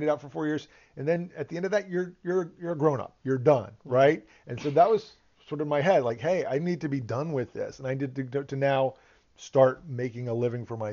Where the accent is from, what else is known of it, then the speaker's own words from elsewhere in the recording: Northern Virginia, United States; growing up around here and growing up in Northern Virginia